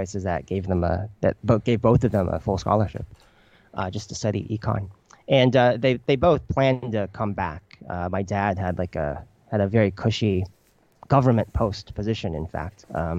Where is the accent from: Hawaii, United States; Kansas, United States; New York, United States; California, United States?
Kansas, United States; born or raised there; first language Chinese; now in Beijing, China